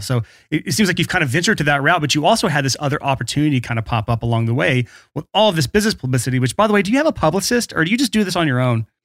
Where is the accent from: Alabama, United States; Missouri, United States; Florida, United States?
Alabama, United States; my home state